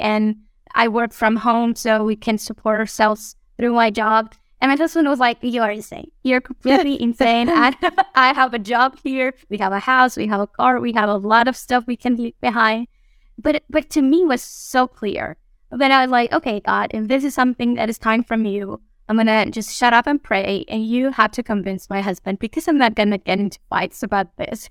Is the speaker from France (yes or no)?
no; Mexico; moved away as an adult; now in Guatemala; We are originally from Mexico, my husband and I. Uh, we were both born there and grew up there and we met and married there